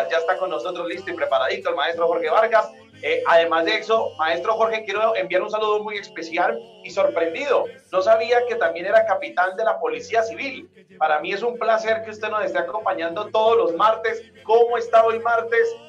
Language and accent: Spanish; Colombia; rescatemos la tradicional música andina colombiana, que es lo que nos caracteriza como colombianos y lo que nos caracteriza obviamente en las diferentes regiones de nuestro país.